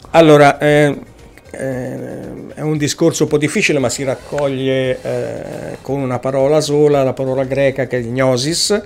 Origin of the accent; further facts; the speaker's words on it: Casentino, province of Arezzo, Tuscany, Italy; vengo dalla provincia di Arezzo, eh, in particolare dal Casentino